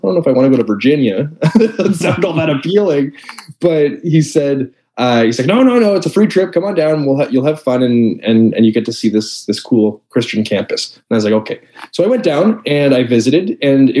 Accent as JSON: {"language": "English", "town": "Toronto", "region": "Ontario", "country": "Canada", "tie": "born or raised there", "also_born_or_lived": "United States", "moved": "as an adult", "said": "I am from Toronto, Ontario, Canada, where I currently live. I'm back in my hometown after a number of years being in the States. Like I said, born and raised here."}